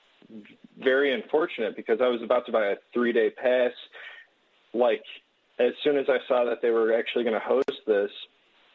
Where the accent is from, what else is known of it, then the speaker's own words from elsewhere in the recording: Illinois, United States; I'm from Illinois